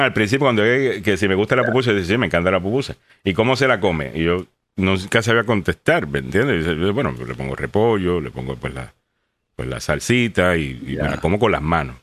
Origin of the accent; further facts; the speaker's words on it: Puerto Rico; soy puertorriqueño